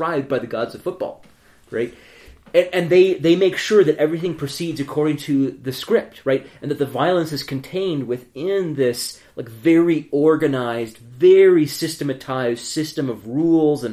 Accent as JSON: {"language": "English", "town": "Ann Arbor", "region": "Michigan", "country": "United States", "tie": "born or raised there", "said": "I grew up in Ann Arbor, Michigan"}